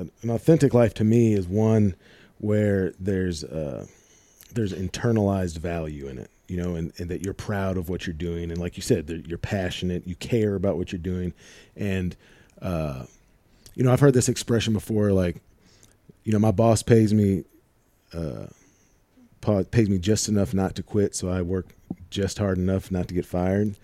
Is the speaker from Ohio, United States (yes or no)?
no; St. Louis, Missouri, United States; I'm from Saint Louis